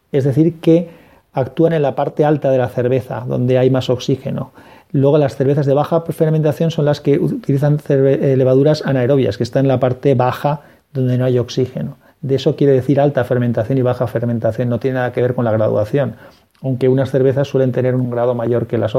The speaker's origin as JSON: {"language": "Spanish", "town": "Valencia", "region": "Valencian Community", "country": "Spain", "said": "yo soy de Valencia, en Valencia no, se encuentra, sí en tiendas especializadas"}